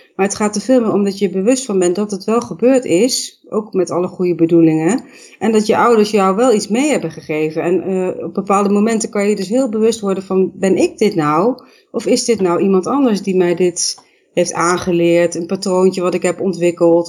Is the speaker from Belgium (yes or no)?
no; Netherlands; ik kom uit Nederland